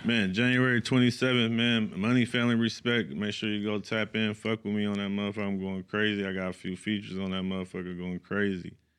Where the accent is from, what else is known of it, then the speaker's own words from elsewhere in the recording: Sacramento, California, United States; I'm from the East. I'm from East Side, Sacramento, Lincoln Village